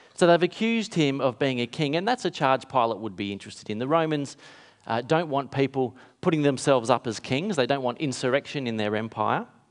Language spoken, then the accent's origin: English; Kalgoorlie, Western Australia, Australia; when I was a kid growing up in Kalgoorlie, is in town in a country town in W A.